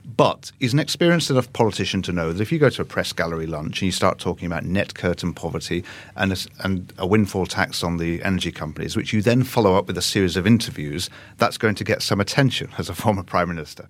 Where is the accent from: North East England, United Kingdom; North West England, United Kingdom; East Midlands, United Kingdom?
North West England, United Kingdom; Manchester; when I was growing up in Manchester